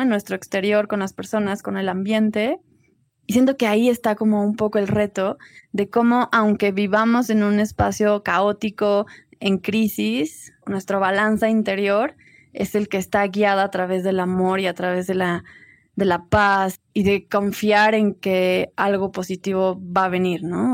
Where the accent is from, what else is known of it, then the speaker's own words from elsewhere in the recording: Cuernavaca, Morelos, Mexico; now in Tepoztlán, Mexico; crecí en Cuernavaca y ahora vivo en Tepoztlán